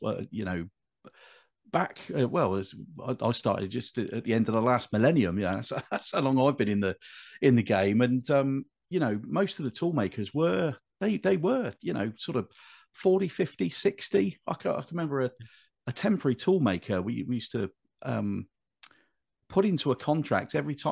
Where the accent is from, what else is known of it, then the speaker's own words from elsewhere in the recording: Bristol, South West England, United Kingdom; moved away as an adult; now in Birmingham, United Kingdom; I'm not a Brummy by birth. I, I grew up in in Bristol, but I, have lived here since uh, 1997.